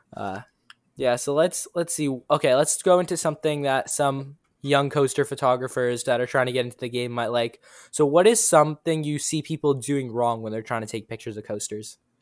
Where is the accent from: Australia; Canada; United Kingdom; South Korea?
Canada; Toronto, Ontario; I'm from Toronto, Ontario, Canada.